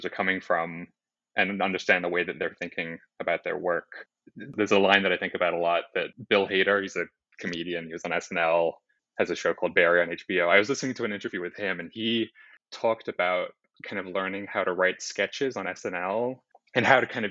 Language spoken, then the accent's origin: English; Sydney, New South Wales, Australia; moved away as an adult; also born or lived in New York; I grew up in Sydney, Australia. I moved to New York for my undergrad